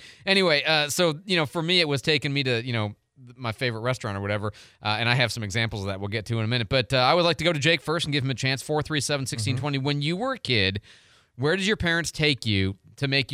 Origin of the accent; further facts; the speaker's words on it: St. Louis, Missouri, United States; now in Pensacola, United States; we're from St. Louis